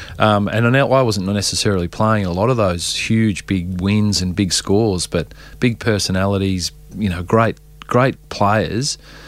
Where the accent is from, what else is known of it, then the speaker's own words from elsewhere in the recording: Geelong, Victoria, Australia; So, look, we growing up in Geelong, he was like the superstar.